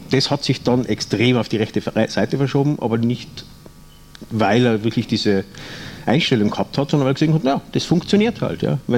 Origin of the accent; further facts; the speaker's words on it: Carinthia, Austria; als, als, als, Kärntner sieht man Oberösterreich auch schon aus, Ausländer.